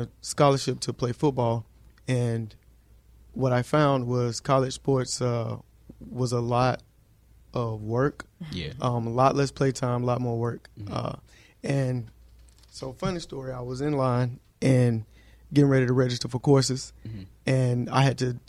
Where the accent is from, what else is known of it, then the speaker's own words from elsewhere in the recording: Birmingham, Alabama, United States; now in Dallas, United States; So I'm from Birmingham, Alabama.